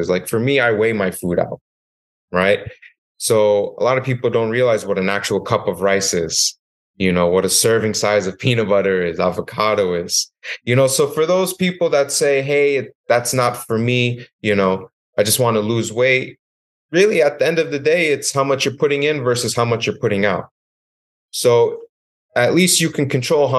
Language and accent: English; New York, United States; moved away as an adult; also born or lived in West Virginia; I moved to West Virginia from New York, which it itself was a horrible transition. You know, I thought West Virginia was going to be great, but it's not like home. It's not like New York.